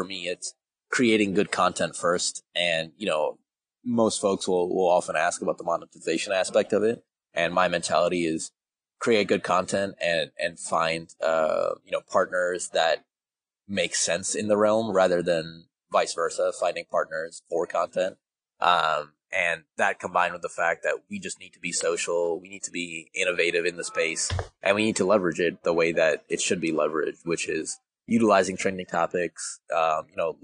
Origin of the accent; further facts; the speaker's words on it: Minneapolis, Minnesota, United States; moved away as an adult; also born or lived in Sacramento; coming back home and being here at the Wolves and Lynx once again. It's my hometown